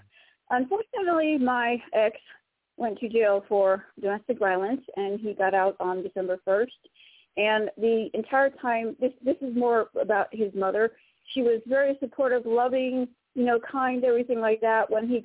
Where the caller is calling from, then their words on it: Florida, United States; from Florida.